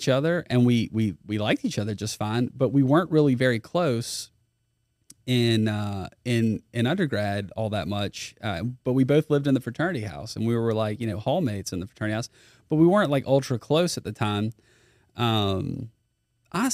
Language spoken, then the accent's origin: English; Baton Rouge, Louisiana, United States; I am from Baton Rouge. Went to Dunham for a while. Finished at U High.